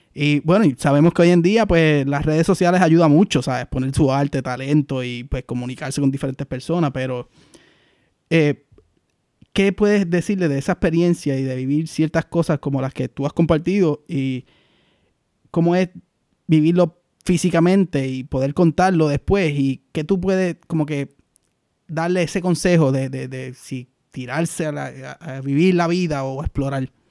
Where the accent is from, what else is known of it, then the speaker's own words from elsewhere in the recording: Aguadilla, Puerto Rico; moved away as an adult; soy de Aguadilla, tú estuve, toda mi vida, los 28 años que estuve en Puerto Rico, fue soy de Aguadilla